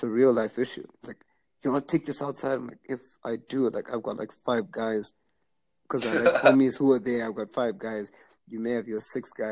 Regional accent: Zimbabwe; moved away as an adult; now in Canada; I grew up in Zimbabwe

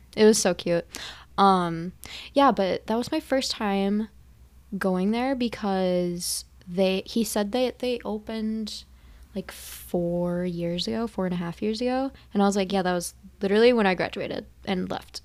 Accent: Minnesota, United States; we are from Minnesota

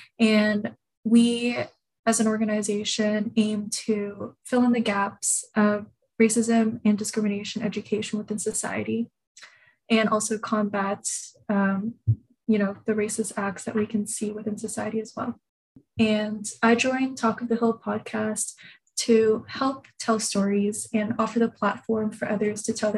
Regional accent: Japan; now in Canada; So just a little bit about me. I grew up in Japan and moved around a lot. I lived in Canada for some time and then moved to the States before coming back to Canada again.

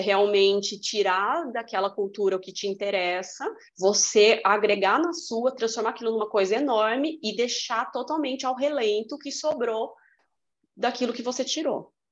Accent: Brazil; eu sou brasileira.

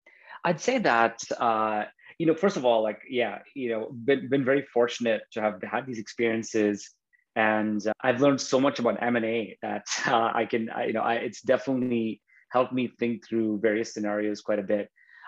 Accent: Bahrain; also born or lived in India; We're of Indian origin, so I'm Indian by birth, but I grew up in Bahrain in the Middle East. Bahrain's a tiny island in the Arabian Gulf, and my parents moved there in the 70s. So yeah, I was born in India, but I grew up in Bahrain.

